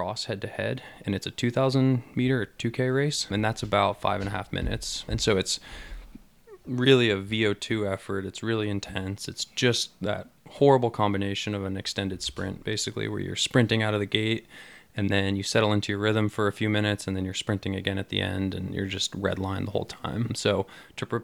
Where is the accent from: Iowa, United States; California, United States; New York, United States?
California, United States; Mill Valley; Uh, really early on, it was a vehicle that I used to get to and from school just down the road here. I went to Tam Valley Elementary School